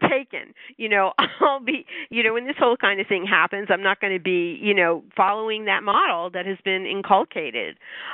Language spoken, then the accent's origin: English; New York, United States; being a New Yorker